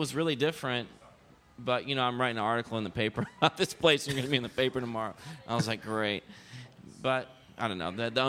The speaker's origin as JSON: {"language": "English", "town": "Dallas-Fort Worth", "region": "Texas", "country": "United States", "tie": "born or raised there", "also_born_or_lived": "Austin", "said": "I was born in Austin, but... moved around my whole life and went to high school in the DFW area, Dallas-Fort Worth."}